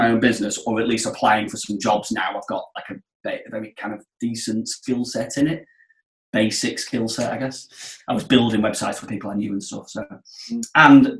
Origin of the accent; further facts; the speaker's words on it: Blackpool, North West England, United Kingdom; moved away; I'm from Blackpool originally, so Blackpool's on the Filed Coast.